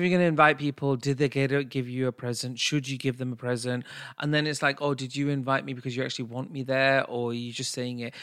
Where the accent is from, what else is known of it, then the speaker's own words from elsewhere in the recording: United Kingdom; us being British and our South Asian heritage